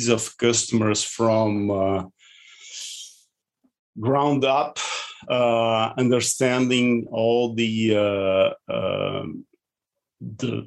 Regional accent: Brazil; also born or lived in Porto Alegre; I'm born and raised in Brazil from European ancestry

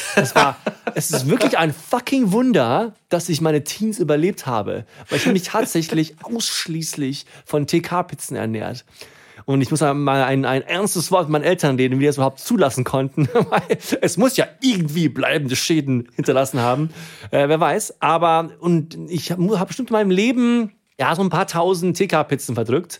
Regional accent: Herrstein, Rhineland-Palatinate, Germany; moved away; Ich bin ja in einem ganz kleinen äh, Dorf in einer pfalz aufgewachsen, hier hier, schaut an Herstein, Hunsrück, 800 Einwohner

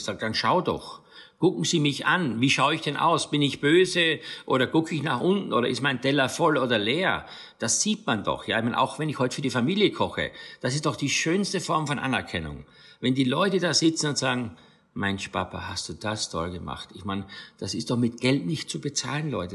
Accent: St. Stefan im Rosental, Styria, Austria; moved away as an adult; also born or lived in Graz; now in Rhineland-Palatinate, Germany; aus meiner Heimat Steiermark

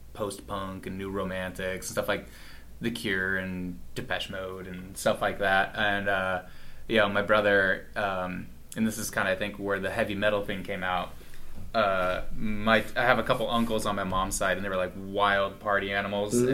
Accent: Walla Walla, Washington, United States; moved away as an adult; Walla Walla is my stomping ground

